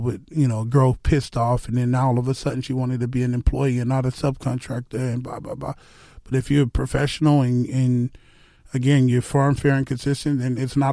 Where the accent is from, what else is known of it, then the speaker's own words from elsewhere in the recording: South Florida, United States; also born or lived in Texas; I grew up working in the South Florida sun, pouring concrete.